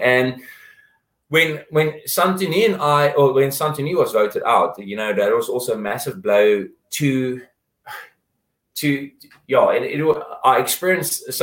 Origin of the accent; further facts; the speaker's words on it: South Africa; we're South African